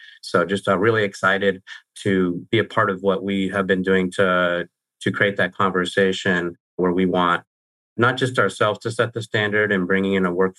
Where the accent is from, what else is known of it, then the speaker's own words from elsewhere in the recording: Tucson, Arizona, United States; I was raised in Tucson, Arizona, and went to school at Arizona State